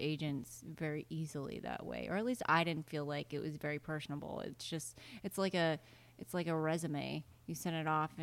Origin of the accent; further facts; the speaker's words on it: Iowa, United States; I was from Iowa